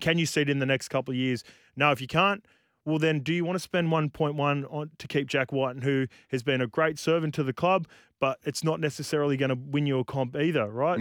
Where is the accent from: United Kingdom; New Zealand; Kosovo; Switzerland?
New Zealand; as a Kiwi